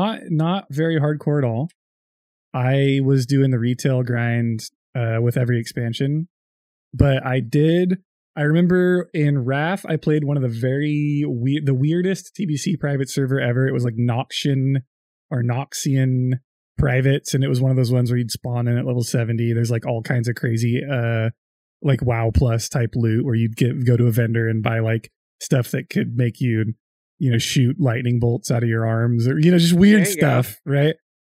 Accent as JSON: {"language": "English", "region": "California", "country": "United States", "said": "I'm from California."}